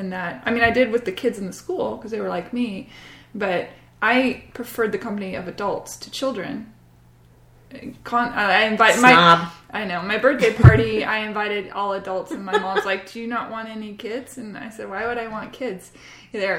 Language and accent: English; Bellevue, Washington, United States; also born or lived in Cambridge, England; I grew up though in the Pacific Northwest.